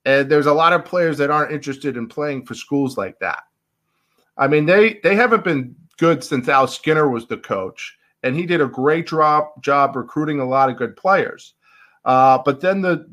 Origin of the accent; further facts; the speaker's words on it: Boston, Massachusetts, United States; I'm from Boston